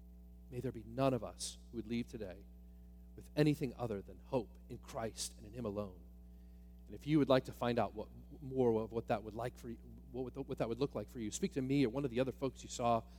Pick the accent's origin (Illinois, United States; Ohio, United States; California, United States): Ohio, United States; Northwest; I grew up in Northwest Ohio near the home of the astronaut Neil Armstrong